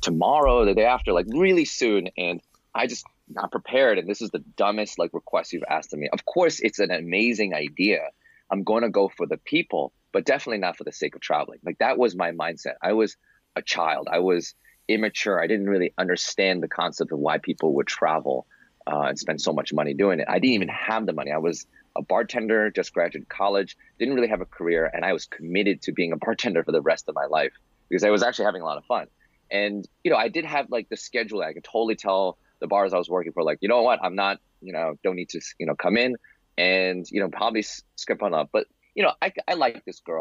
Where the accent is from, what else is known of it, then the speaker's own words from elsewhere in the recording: New York City, New York, United States; I'm from New York City, born and raised.